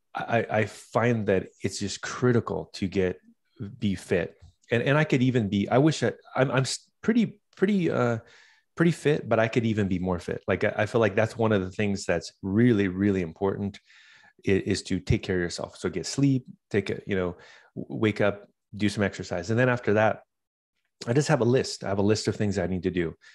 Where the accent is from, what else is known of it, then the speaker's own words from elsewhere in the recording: Southern California, United States; I started growing up in Southern California.